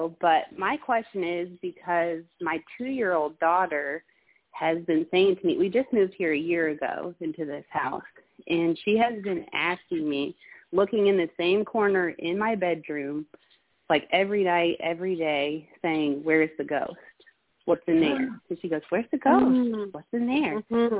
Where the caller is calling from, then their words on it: Bluffton, South Carolina, United States; I'm calling from Bluffton, South Carolina, by the way. So the Low Country is beautiful if you have not visited or heard.